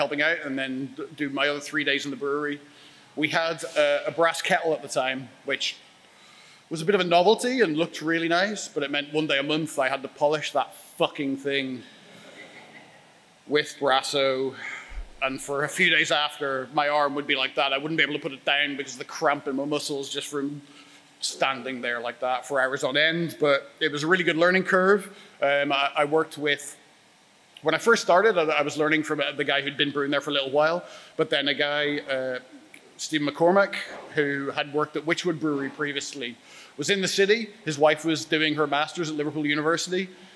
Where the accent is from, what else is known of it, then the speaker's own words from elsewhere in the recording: Dublin, Leinster, Ireland; moved away; I was born in Dublin in 1980. So obviously I'm from Ireland originally.